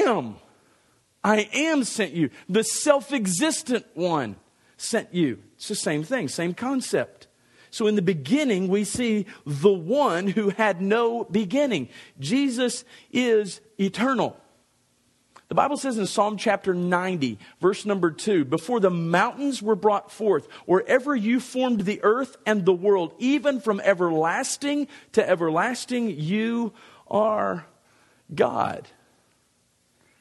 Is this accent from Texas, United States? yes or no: yes; Dallas, Texas, United States; I was born on July the 27th, 1966 in Dallas, Texas.